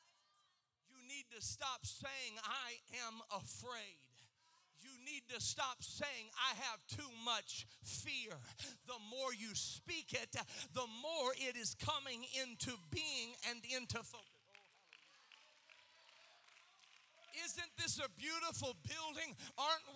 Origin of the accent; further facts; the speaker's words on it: Kokomo, Indiana, United States; I grew up in Kokomo, Indiana